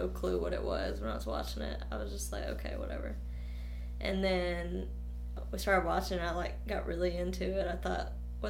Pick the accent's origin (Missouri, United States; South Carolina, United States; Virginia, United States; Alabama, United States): Alabama, United States; Winfield; also born or lived in Millport, United States; I'm kind of moved around a lot, but I'm originally from Winfield, Alabama, just an hour from here.